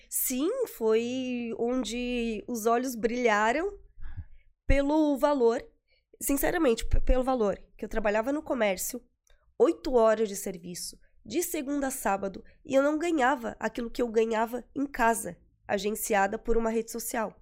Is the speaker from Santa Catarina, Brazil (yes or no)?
yes; Florianópolis, Santa Catarina, Brazil; Eu sou de Florianópolis